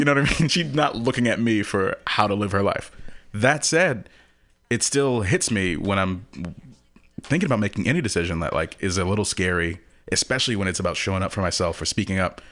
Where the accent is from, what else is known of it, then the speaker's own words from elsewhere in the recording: Houston, Texas, United States; moved away; I'm from Texas